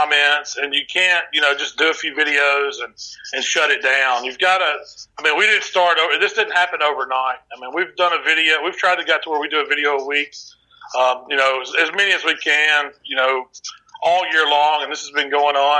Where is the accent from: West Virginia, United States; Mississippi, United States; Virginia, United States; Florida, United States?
Mississippi, United States; the South; we're from the South, and our families, both of our families are, you know, centric around the kitchen